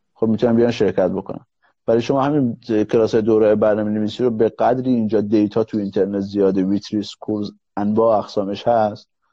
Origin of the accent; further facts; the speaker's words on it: Mahabad, West Azerbaijan, Iran; تو شهر خودم مهاباد